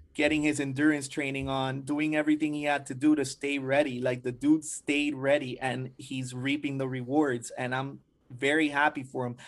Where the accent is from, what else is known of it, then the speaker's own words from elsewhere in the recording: Hialeah, Florida, United States; I was raised in Hialeah